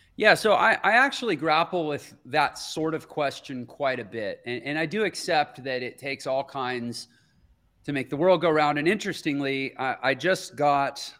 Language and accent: English; Houston, Texas, United States; I grew up in Houston, Texas